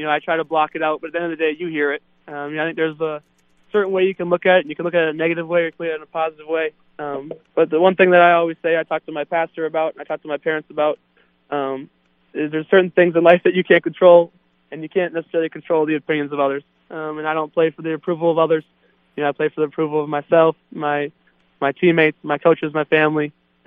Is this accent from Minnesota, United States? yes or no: yes; Minneapolis, Minnesota, United States; moved away; in my hometown, in the home of the Vikings, U.S. Bank Stadium